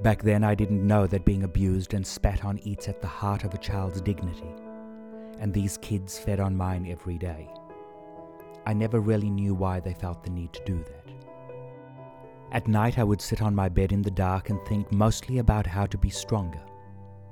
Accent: South Africa; I was born in South Africa

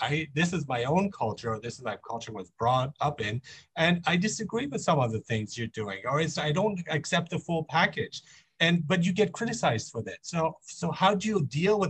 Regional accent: Germany; also born or lived in Iran; now in Vancouver, Canada; I was born in Iran, but I grew up in Germany. I live in Canada, in Vancouver

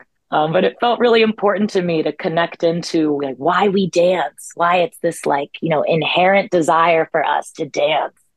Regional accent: Columbia, Maryland, United States; I grew up in Columbia, Maryland. I'm a Columbia, Maryland native.

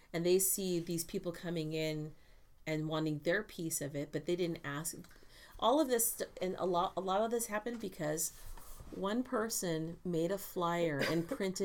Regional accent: Fresno, California, United States; moved away; even growing up in Fresno, there's whole areas of town where all the properties and the streets are named after the same family.

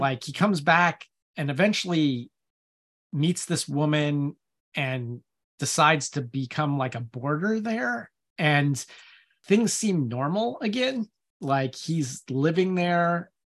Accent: United States; I'm American

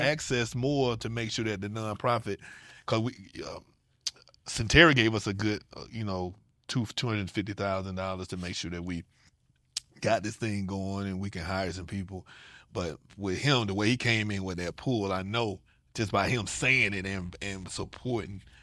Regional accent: Atlanta, Georgia, United States; moved away; I'm from Atlanta

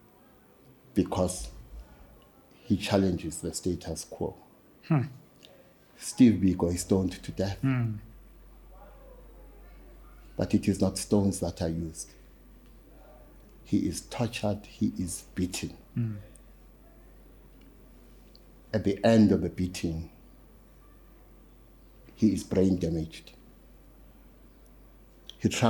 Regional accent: Durban, KwaZulu-Natal, South Africa; moved away; also born or lived in Soweto; when I was growing up in Lamontville

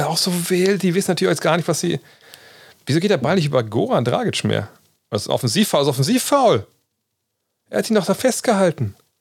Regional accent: Germany; als Deutscher

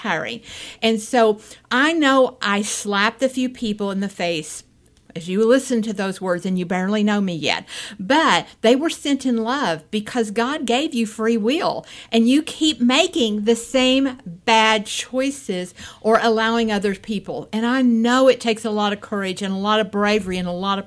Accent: Appalachia, United States; I grew up in Appalachia. I grew up in a more of a welfare county.

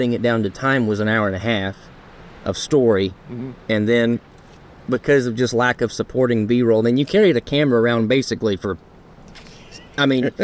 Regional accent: Rome, Georgia, United States; my hometown, the Rome, Georgia

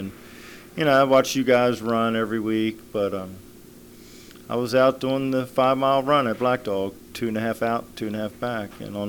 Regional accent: Charlestown, Massachusetts, United States; I'm 62 years old. I was born and raised in Charlestown, lived on both coasts, worked construction most of my whole life

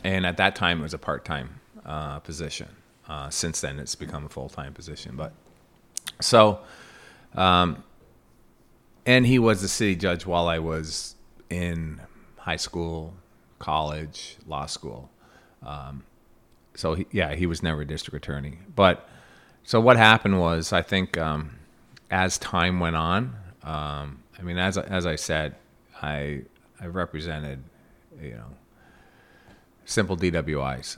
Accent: Plattsburgh, New York, United States; also born or lived in New Jersey; I'm from Plattsburgh. Uh, grew up here

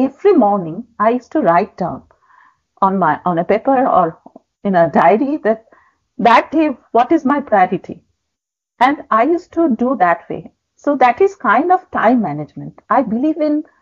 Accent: Jamshedpur, Jharkhand, India; moved away; also born or lived in Kolkata; my hometown, that is Jamshedpur

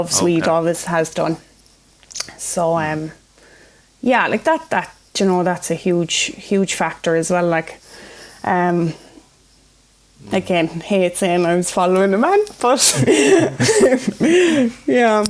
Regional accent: Cork, Munster, Ireland; moved away as an adult; also born or lived in Belfast; a girl who was born and raised in Cork

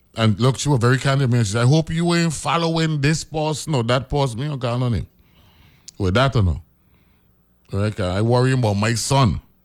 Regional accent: U.S. Virgin Islands; I'm from the Virgin Islands

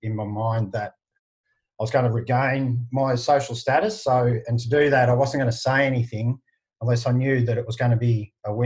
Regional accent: Shepparton, Victoria, Australia; people know I'm from Shepparton within a couple of minutes

